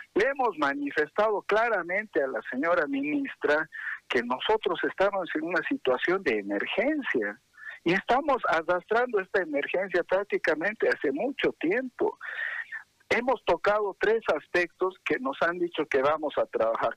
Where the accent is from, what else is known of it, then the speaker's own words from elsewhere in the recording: Bolivia; somos bolivianos